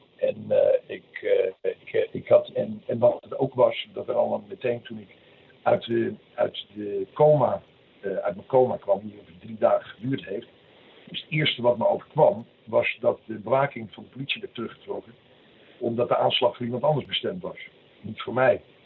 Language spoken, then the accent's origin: Dutch; Bergen, North Holland, Netherlands; moved away as an adult; also born or lived in Den Helder / Alkmaar / Tenerife; in Bergen ben ik eigenlijk, uit, daar kom ik van huis uit een beetje vandaan. Ik heb de middelbare school gezeten in Alkmaar.